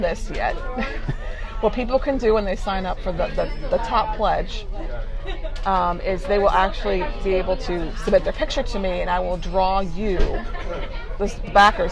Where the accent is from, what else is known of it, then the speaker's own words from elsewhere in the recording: Cleveland, Ohio, United States; now in Havertown, United States; my hometown